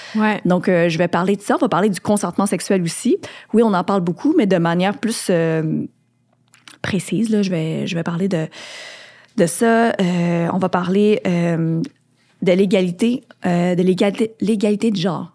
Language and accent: French; Quebec, Canada; je suis née au Québec, mais je suis quand même immigrante de deuxième génération